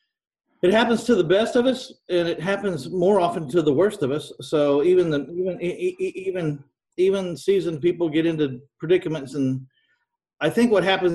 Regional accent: San Antonio, Texas, United States; my hometown of San Antonio, Texas

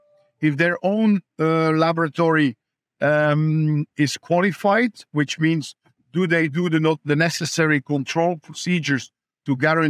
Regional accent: Ypres, Flemish Region, Belgium; I run a little small animal practice in my hometown of Ypres.

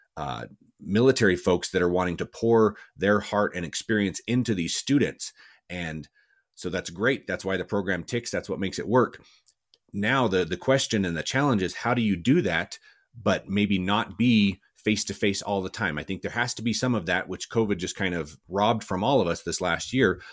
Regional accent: Cortez, Colorado, United States; also born or lived in Alamosa, Colorado; born and raised in Southwest Colorado, uh, a little town called Cortez

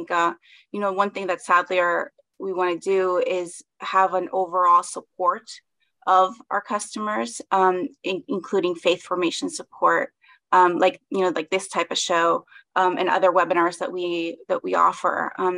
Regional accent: Lima, Peru; now in Washington, D.C., United States; I'm originally from, I was born in Peru, in Lima. My mother is from Chile. My dad is from Peru. I'm based in the Washington, D.C. metro area.

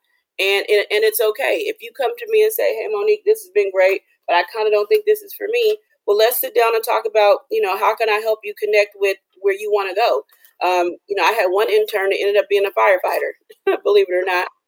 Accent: Los Angeles, California, United States; moved away; I'm from Los Angeles

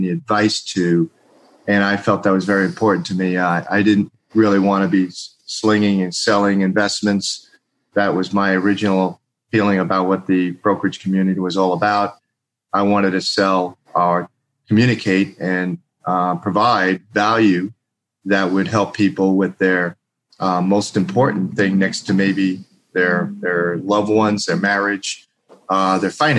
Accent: East Coast, United States; moved away; I came from the East Coast

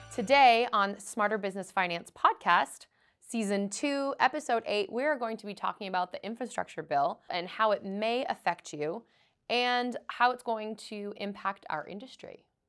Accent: Boston, Massachusetts, United States; I am from Boston, Massachusetts

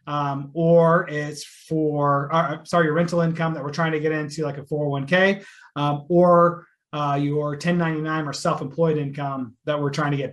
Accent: Texas, United States; I'm from Texas

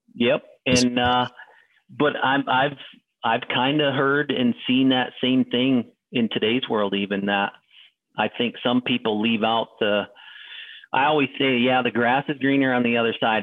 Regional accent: Adirondack area, northern New York, United States; upstate for me would be northern New York. So the Adirondack area

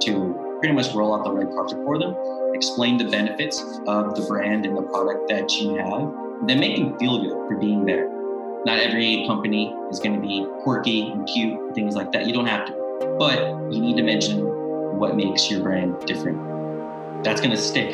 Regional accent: Memphis, Tennessee, United States; moved away as an adult; also born or lived in Mexico; now in Budapest, Hungary; I'm originally from Memphis, Tennessee, but I live currently based in Budapest, Hungary.

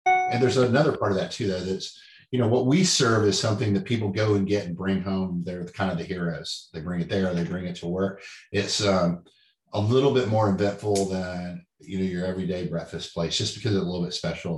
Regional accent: Dallas, Texas, United States; But I grew up in Dallas on biscuits and gravy.

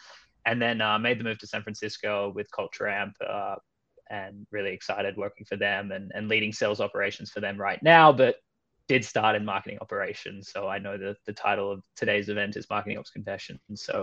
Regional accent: Melbourne, Victoria, Australia; moved away as an adult; also born or lived in Copenhagen, Denmark / Stockholm, Sweden; I'm from Australia originally. I'm actually grew up in Melbourne, Australia

